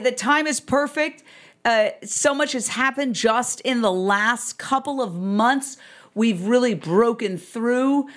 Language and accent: English; New York, United States; moved away as an adult; also born or lived in Fort Myers, Florida / Minneapolis / Philadelphia; now in Los Angeles, United States; I grew up literally in Midtown Manhattan, directly across the street from Carnegie Hall